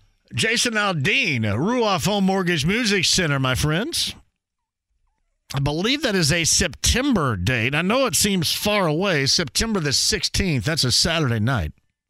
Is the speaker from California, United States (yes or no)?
no; Greene County, Indiana, United States; I'm from Green County.